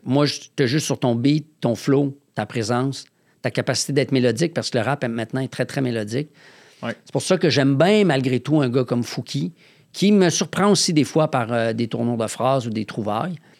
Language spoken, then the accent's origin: French; Quebec City, Quebec, Canada; moved away as an adult; now in Montreal, Canada; je viens de Québec, en Haute-Ville